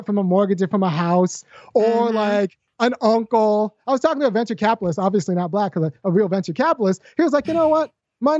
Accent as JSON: {"language": "English", "region": "California", "country": "United States", "lives_now": "Athens, United States", "said": "I say this because I'm from California, but I can't afford to move back. I've been priced out of my home state. I'm in Athens, Georgia, where black people can live."}